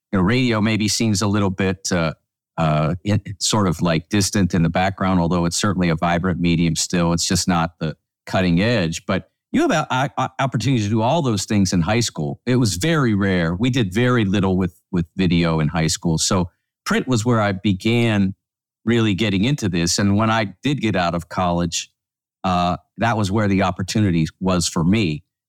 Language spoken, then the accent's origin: English; Pittsburgh, Pennsylvania, United States; Well, it's interesting because, Todd, I grew up in the Pittsburgh area